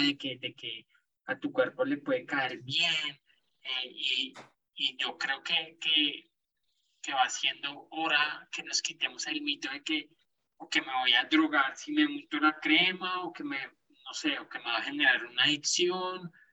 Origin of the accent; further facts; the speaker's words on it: Colombia; crecimos, por más acá en Colombia